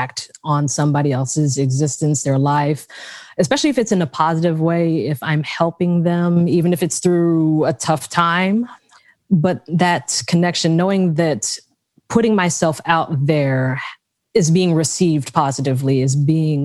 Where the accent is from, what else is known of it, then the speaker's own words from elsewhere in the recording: Raleigh, North Carolina, United States; I'm from Raleigh, North Carolina.